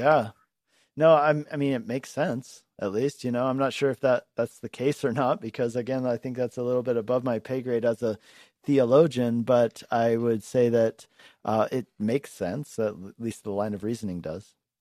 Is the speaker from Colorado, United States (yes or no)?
yes; Longmont, Colorado, United States; Longmont, my hometown here.